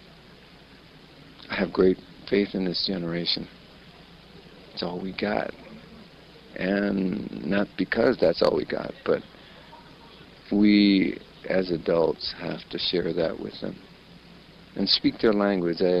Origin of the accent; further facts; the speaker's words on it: United States; I grew up in America surrounded